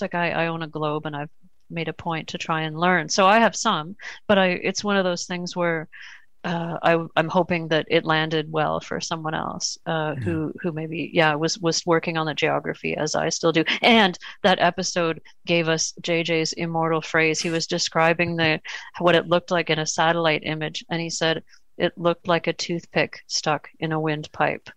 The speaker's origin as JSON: {"language": "English", "town": "Toronto", "region": "Ontario", "country": "Canada", "said": "We're, we're from Canada and Toronto"}